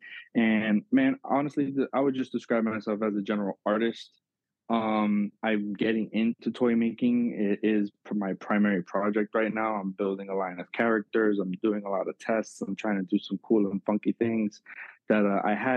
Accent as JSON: {"language": "English", "town": "Miami", "region": "Florida", "country": "United States", "tie": "born or raised there", "said": "I grew up in South Florida and Miami."}